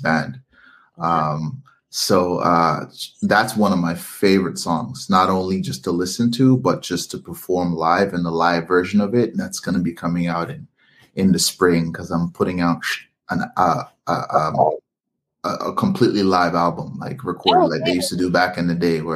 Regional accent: Canada; I was born in Canada.

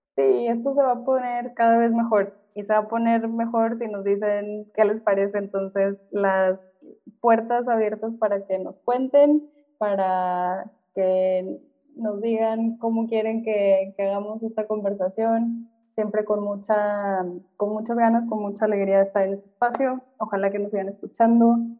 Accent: Monterrey, Nuevo León, Mexico; Yo, por ejemplo, que crecí en Monterrey

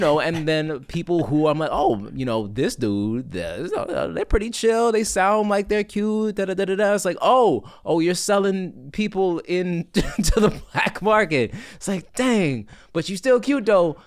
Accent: Washington, District of Columbia, United States; also born or lived in Miami, Florida; now in New York, United States; I hail from Washington, D C, but I spent a lot of time in Miami, Florida

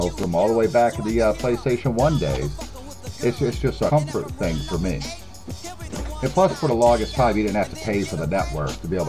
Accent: United States; I'm American.

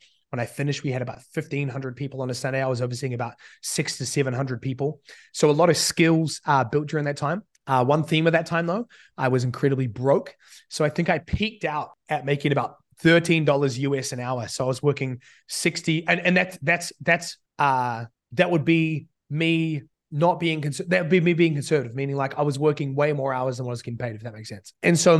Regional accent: New Zealand; accent: hybrid; I've spent basically all my life living in New Zealand, but since I was 15, listening to about 2 hours a day of American speak. And so at this point, I'm a bit of a mutt accent

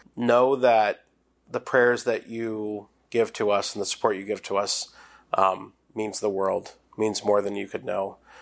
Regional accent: New Bloomfield, Pennsylvania, United States; I'm from Saint Bernard's Parish in New Bloomfield

